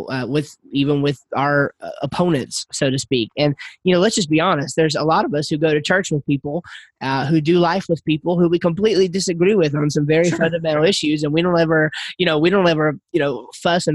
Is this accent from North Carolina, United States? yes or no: yes; Yadkinville, North Carolina, United States; we're from North Carolina. We're from a place called Yadkinville, North Carolina